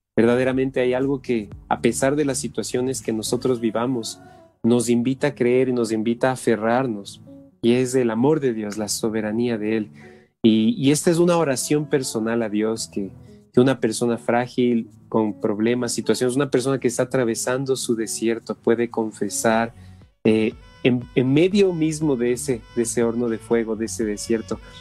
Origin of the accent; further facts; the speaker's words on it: Ecuador; somos de acá, del Ecuador